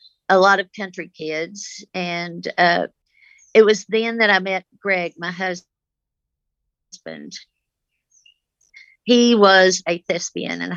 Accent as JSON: {"language": "English", "town": "Lockney", "region": "Texas", "country": "United States", "tie": "born or raised there", "first_language": "American Sign Language", "second_language": "English", "said": "then they sent me to live with my grandparents in Lockney, and I lived with them till I was five"}